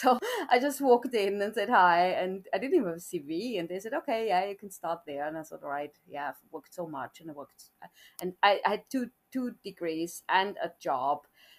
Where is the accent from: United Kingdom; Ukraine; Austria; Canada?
Austria; south of Austria; moved away as an adult; also born or lived in Munich, Germany; now in Tokyo, Japan; I'm originally from Austria, from the south of Austria, and I studied Japanese and business. I already came to Japan more than 30 years ago as a student